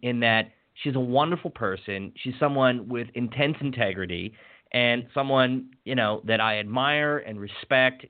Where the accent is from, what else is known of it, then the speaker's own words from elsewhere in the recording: WHAG's area, Maryland, United States; my hometown's um, local television station, WHAG